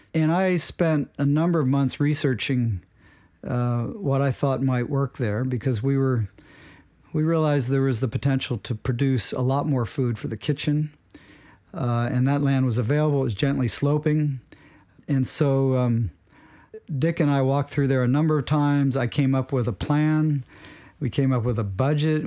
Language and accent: English; Wilmington, Delaware, United States; I grew up in, uh, Wilmington, Delaware